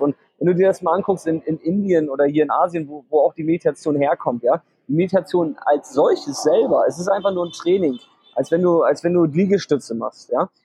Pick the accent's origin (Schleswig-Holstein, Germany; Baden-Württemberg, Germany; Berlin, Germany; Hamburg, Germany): Hamburg, Germany; also born or lived in Vietnam; ich komme aus Hamburg und lebe ein halbes Jahr auch immer in Vietnam